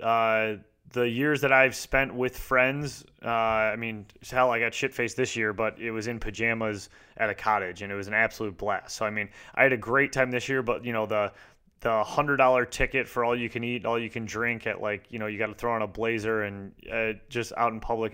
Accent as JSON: {"language": "English", "region": "Michigan", "country": "United States", "said": "I'm from Michigan"}